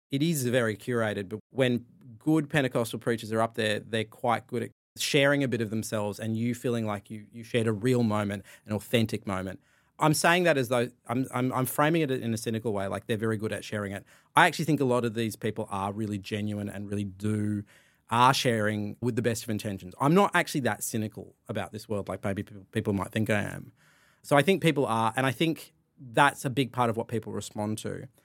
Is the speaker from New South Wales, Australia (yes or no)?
yes; Sydney, New South Wales, Australia; I grew up in sort of Burwood, Ashfield